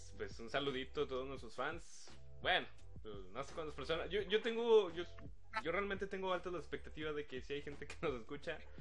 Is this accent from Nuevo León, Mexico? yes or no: yes; Monterrey, Nuevo León, Mexico; now in Guadalupe, Mexico; yo nací en Monterrey, pero resido en Guadalupe